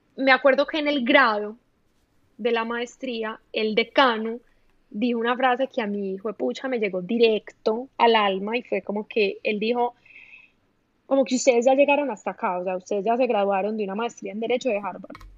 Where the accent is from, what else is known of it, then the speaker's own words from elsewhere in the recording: Medellín, Antioquia, Colombia; accent: paisa; moved away as an adult; also born or lived in Bogotá, Colombia; now in Miami, United States; Yo nací en Medellín, em, viví en Medellín como hasta los cuatro años más o menos